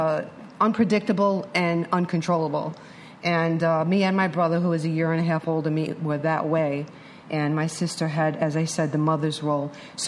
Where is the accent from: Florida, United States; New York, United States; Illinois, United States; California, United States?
New York, United States; New York City; born there; I was born in New York City Hospital in 1960, and we moved around a lot.